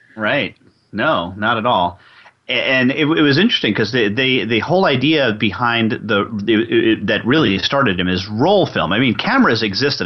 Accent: New York, United States; I'm from New York, so we use guys meaning guys and gals.

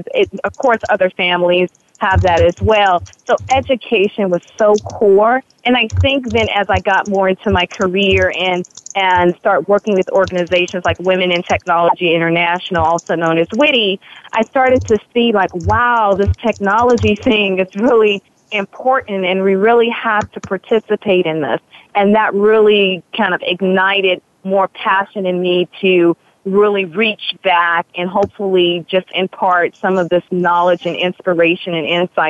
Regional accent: Chicago, Illinois, United States; moved away as an adult; now in Los Angeles, United States; I came to Los Angeles from Chicago, it was more about entertainment, and I was very invested in that.

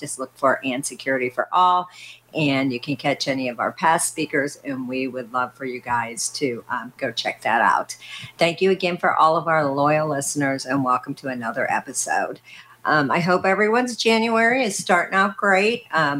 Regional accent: Missouri, United States; I'm from Missouri

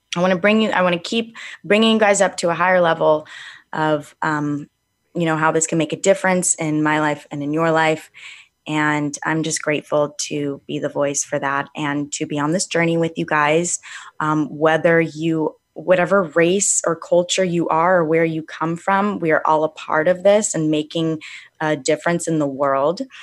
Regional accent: Calabasas, California, United States; I grew up in Calabasas

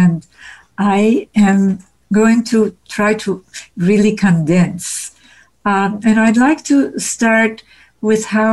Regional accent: Havana, Cuba; also born or lived in Vienna, Austria; we escaped by just a hair's breadth to the industrial slums of Havana, where I grew up

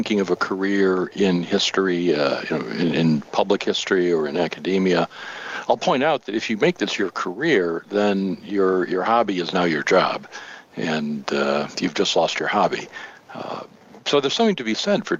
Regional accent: Highland Park, Michigan, United States; also born or lived in Grosse Pointe, Michigan; I grew up in Highland Park and then later moved to Grosse Pointe

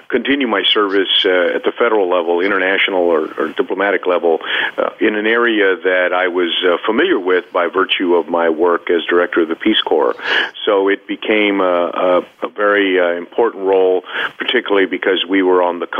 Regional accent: United States; I'm from the United States. I'm an American

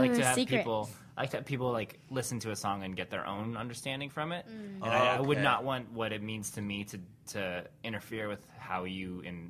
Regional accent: Connecticut, United States; moved away; also born or lived in Minnesota; No, I'm from Connecticut originally

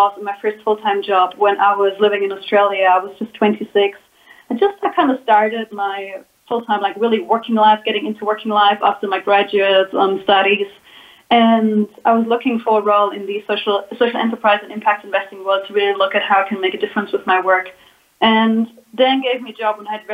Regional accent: Germany; moved away as an adult; now in Guatemala; I was born in Germany and felt a call into the world at a very young age and basically left Germany when I was 19 or 20 years ago.

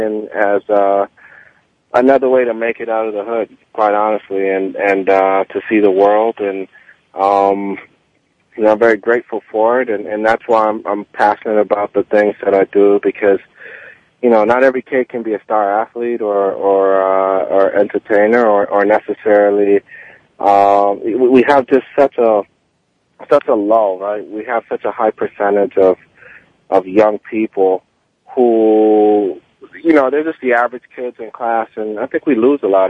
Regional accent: Miami, Florida, United States; also born or lived in Kingston, Jamaica; I was born in Jamaica and in Kingston, Jamaica, left at the age of six, moved to Miami and went to school in tough neighborhoods

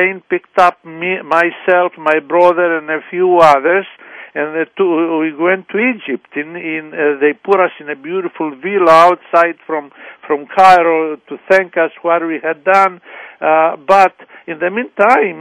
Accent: Crete, Greece; moved away; also born or lived in Canton, Ohio; I was born in Canton, Ohio, and very young I went to Crete and with my brother, and everybody was calling us the American boys

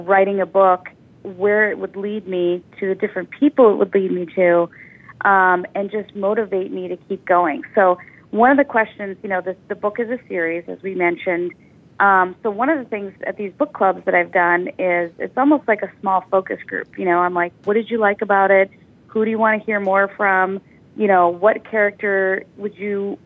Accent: Midwest, United States; We grew up in the Midwest

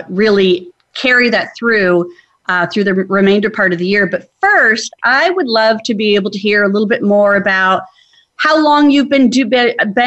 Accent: Arizona, United States; I grew up in Arizona

